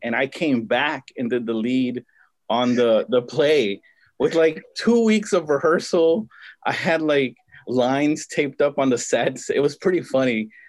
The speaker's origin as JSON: {"language": "English", "town": "Compton", "region": "California", "country": "United States", "tie": "born or raised there", "said": "I grew up in Compton, most of my life."}